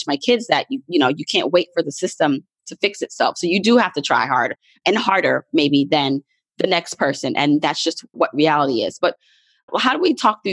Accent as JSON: {"language": "English", "country": "Jamaica", "moved": "yes", "said": "I'm Jamaican, and I have, like, you know, fellow immigrant friends"}